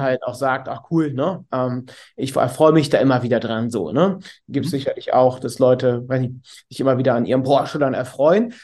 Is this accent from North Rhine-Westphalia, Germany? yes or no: yes; Cologne, North Rhine-Westphalia, Germany; bin aus Köln, 37 Jahre alt